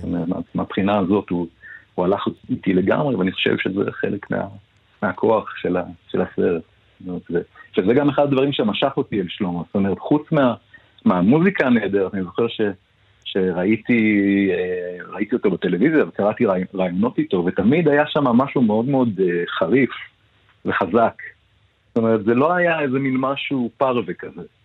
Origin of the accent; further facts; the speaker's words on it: Ness Ziona, Central District, Israel; אני גדלתי לא בנס ציונה